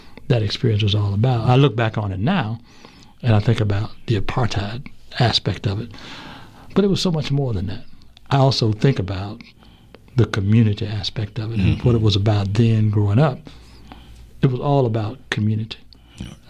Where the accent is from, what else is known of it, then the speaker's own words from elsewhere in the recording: Asheville, North Carolina, United States; now in Charlotte, United States; I grew up in Asheville in the 40s and 50s, born in 1942